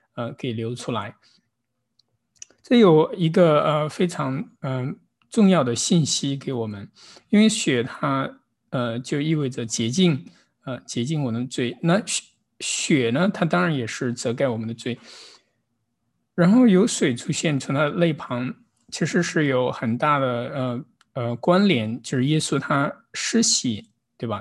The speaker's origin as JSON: {"language": "Chinese", "town": "Kaifeng", "region": "Henan", "country": "China", "moved": "yes", "lives_now": "Los Angeles, United States", "said": "我来自河南开封"}